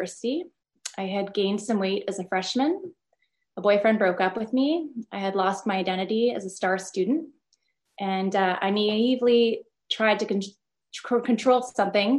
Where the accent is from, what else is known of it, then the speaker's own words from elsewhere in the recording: Ottawa, Ontario, Canada; I'm from Ottawa, Canada.